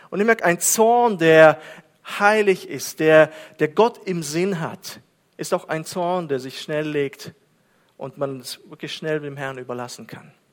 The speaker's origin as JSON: {"language": "German", "country": "Kazakhstan", "tie": "born or raised there", "second_language": "German", "said": "Und Kasachstan, und Kasachstan, dort bin ich aufgewachsen, ist auf 122."}